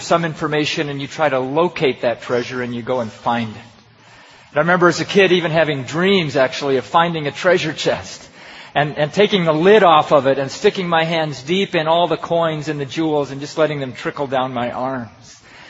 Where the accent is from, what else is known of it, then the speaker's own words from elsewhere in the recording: Pakistan; And I have a good friend that I grew up with in Pakistan.